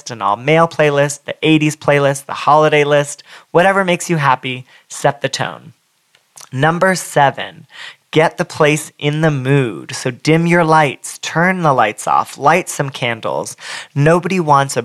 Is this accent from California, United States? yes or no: yes; Southern California, United States; I'm from Southern California